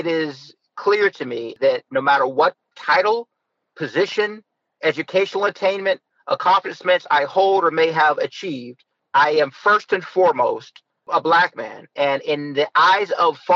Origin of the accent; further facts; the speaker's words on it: Youngstown, Ohio, United States; As mayor of Youngstown, I was elected as the first African-American of Youngstown, of my hometown